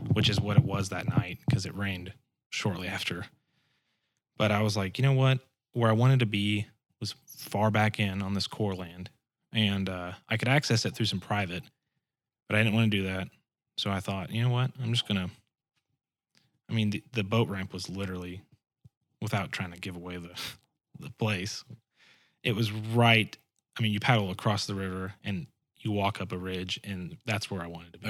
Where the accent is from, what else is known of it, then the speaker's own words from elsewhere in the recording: Springfield, Missouri, United States; also born or lived in South Georgia; when we moved back here, we lived in Springfield, and, uh, that's where I kinda grew up